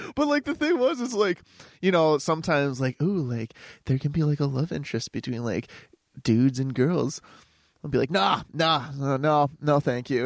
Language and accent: English; Clarence, New York, United States